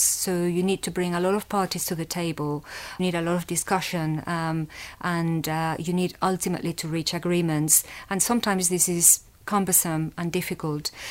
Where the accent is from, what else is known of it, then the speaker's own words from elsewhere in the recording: Valencia, Valencian Community, Spain; also born or lived in London; now in Leeds, United Kingdom; I grew up in Spain, in the city of Valencia